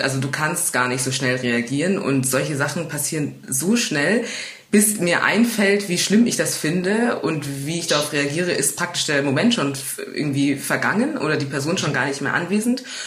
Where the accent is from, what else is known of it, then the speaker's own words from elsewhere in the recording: Munich, Bavaria, Germany; woher kommst du? Und wenn ich sage aus München